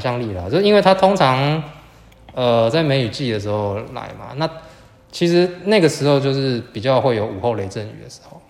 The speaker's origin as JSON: {"language": "Chinese", "region": "southern Taiwan", "country": "Taiwan", "said": "我是南部人"}